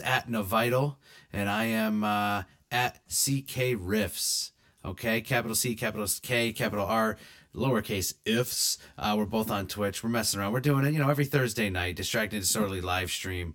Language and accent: English; United States; as an American